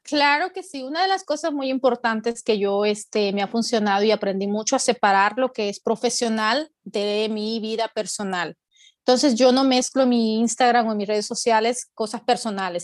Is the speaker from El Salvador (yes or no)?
yes; El Salvador; moved away as an adult; now in United States; soy salvadoreña, pero mi esposo es mexicano